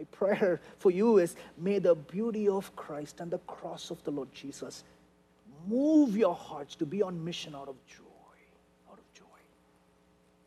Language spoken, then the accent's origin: English; India; now in United States; I'm an Indian guy